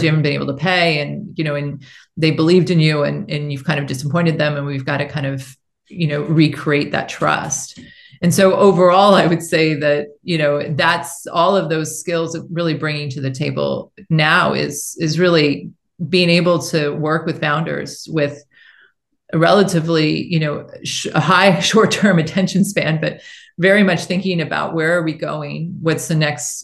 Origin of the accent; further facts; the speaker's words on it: United States; moved away as an adult; also born or lived in China; I felt like I've been gone from my home country for 18 years.